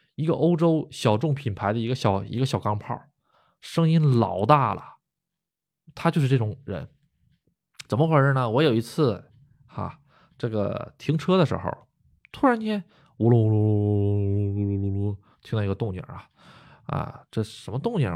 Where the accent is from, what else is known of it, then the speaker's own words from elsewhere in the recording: China; moved away as an adult; now in Japan; 土生土长的国人